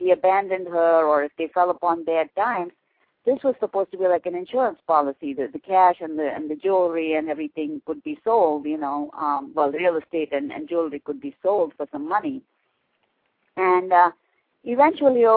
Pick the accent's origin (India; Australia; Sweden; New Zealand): India; Belgaum, Karnataka; moved away as an adult; now in New Jersey, United States; I was born and raised in India, and I immigrated to the U.S. as a young bride in an arranged marriage in 1974. And my husband and I have been living in New Jersey since then.